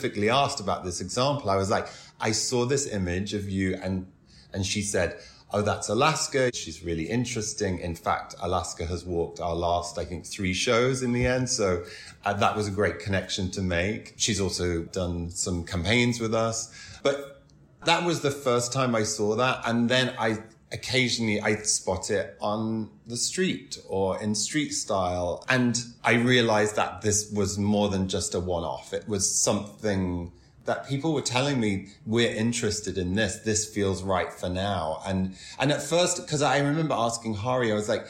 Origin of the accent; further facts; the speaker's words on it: Doncaster, Yorkshire and the Humber, United Kingdom; moved away as an adult; also born or lived in Carlisle; now in New York, United States; I grew up in Doncaster. My family's from Carlisle. We moved there when I was a teenager.